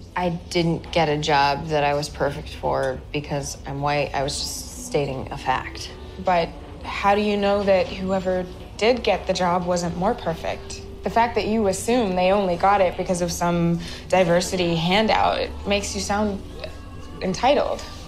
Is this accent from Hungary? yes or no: no; Australia; moved away as an adult; also born or lived in Montreal; growing up in Australia